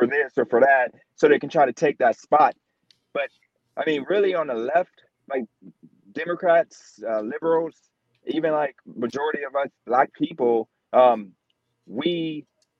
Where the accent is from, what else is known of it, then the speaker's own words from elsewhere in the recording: Youngstown, Ohio, United States; now in Wilmington, United States; from Youngstown now in Wilmington, North Carolina